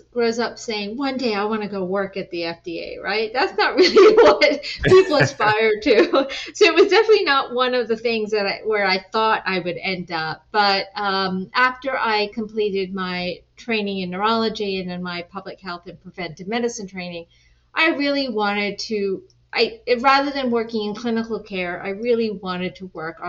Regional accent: Washington, District of Columbia, United States; also born or lived in England / East End, London / Pakistan (ancestry); grew up here in the DC area for most of my life.

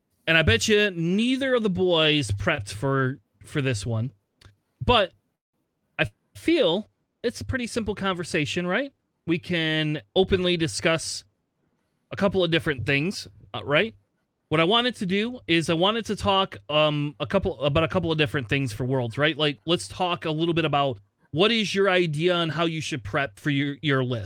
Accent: Springfield, Ohio, United States; I was born in Springfield, Ohio.

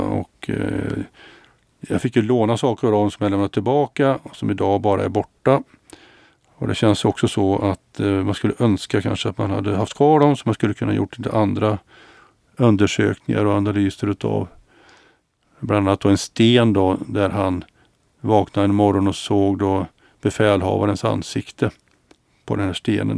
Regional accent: Mariestad, Västra Götaland, Sweden; also born or lived in Gothenburg / Luleå; now in Stockholm, Sweden; Mariestad där jag är född och Göteborg och Luleå där jag har bott och Stockholm nu då

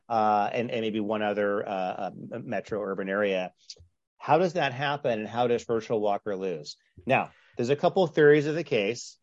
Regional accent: Canada; now in Southern California, United States; I grew up in Canada, so I'm lo, I'm used to the ice fishing jokes

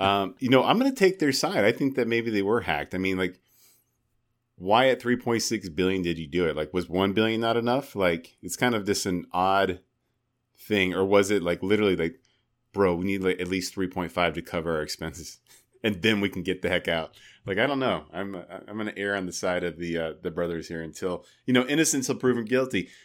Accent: United States; I'm from America

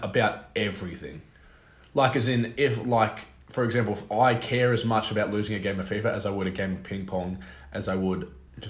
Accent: Australia; we're from Australia.

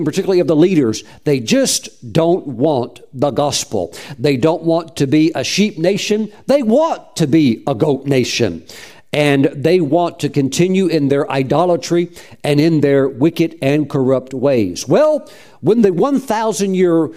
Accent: North Carolina, United States; I'm from North Carolina

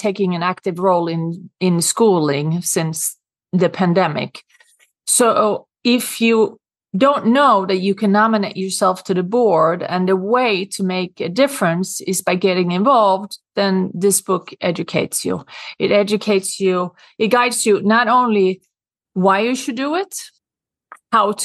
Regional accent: Sweden; accent: Swedish; English is a second language; moved away as an adult; now in New York City, United States; Growing up in Sweden, I have always been big on taking care of the environment. And when I moved to New York in 1994

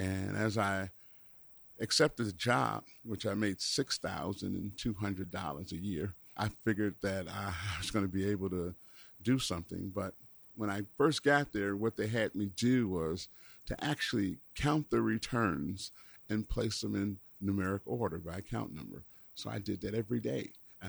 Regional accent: Chicago, Illinois, United States; Well, I was born and raised here in Chicago. I went to Crane High School.

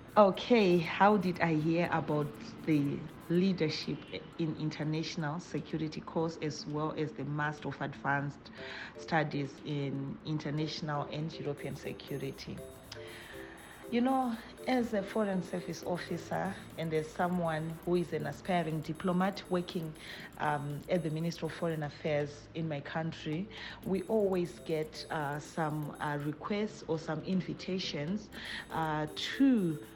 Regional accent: Zimbabwe; moved away as an adult; now in Geneva, Switzerland; I'm a Zimbabwean

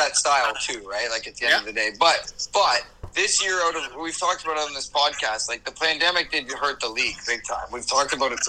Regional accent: Canada; I'm Canadian and I've grown up with the game

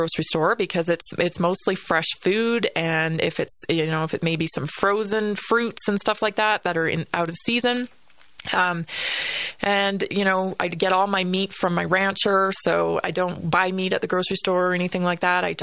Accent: Vancouver Island, British Columbia, Canada; also born or lived in Northern Colorado, United States; now in Colorado, United States; growing up on Vancouver Island

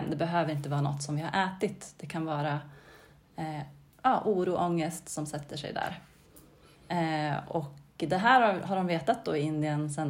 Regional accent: Mohed, Gävleborg County, Sweden; moved away as an adult; also born or lived in Norway / Stockholm; now in Bollnäs, Sweden; jag växte upp i Mohed, en liten

